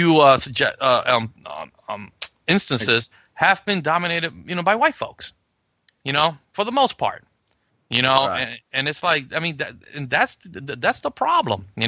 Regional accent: New York City, New York, United States; also born or lived in Puerto Rico; I grew up in the South Bronx. I grew up in the ghetto

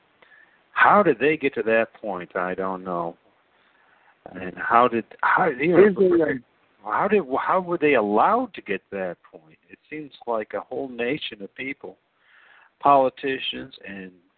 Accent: Ohio, United States; I'm a guy from Ohio

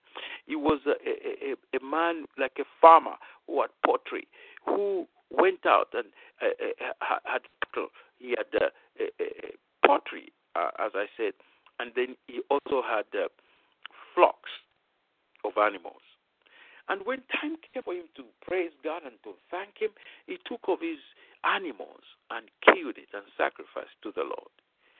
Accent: Nigeria; moved away; I've been in full-time ministry when I came from Nigeria in 1984 until the year 2000.

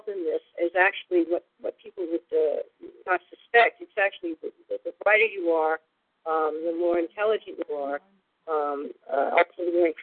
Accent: San Francisco, California, United States; now in San Diego, United States; I was born in San Francisco in the early 60s

